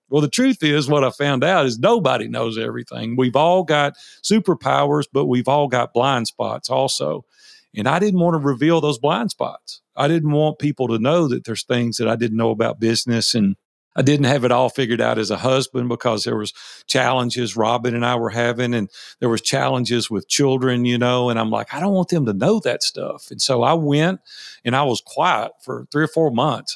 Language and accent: English; Nashville, Tennessee, United States; I was raised in Nashville, Tennessee. I've been here sixty years now. I'm one of the few originals here in Nashville